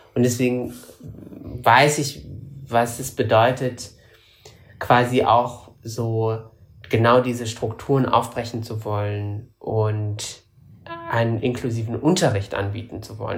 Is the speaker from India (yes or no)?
no; Morocco; also born or lived in Germany; now in Berlin, Germany; Ich bin ja in Marokko zur Schule gegangen und nicht in Deutschland. In Deutschland nur zur ersten Klasse